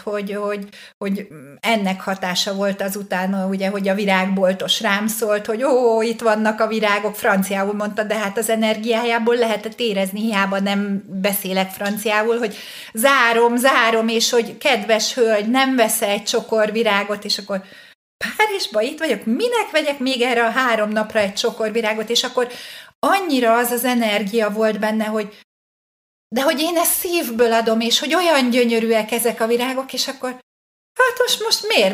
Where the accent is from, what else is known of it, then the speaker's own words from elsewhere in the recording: Hungary; hát nyilván magyar vagyok